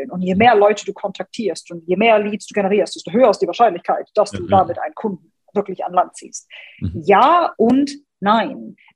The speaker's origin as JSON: {"language": "German", "town": "Hanover", "region": "Lower Saxony", "country": "Germany", "said": "ich komme aus {S255} Hannover."}